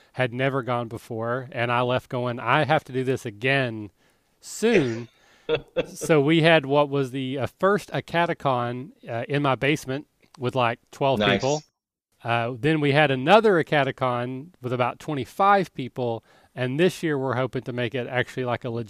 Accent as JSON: {"language": "English", "region": "Kentucky", "country": "United States", "moved": "yes", "lives_now": "Cincinnati, United States", "said": "I'm from Kentucky originally, if the accent didn't give it away."}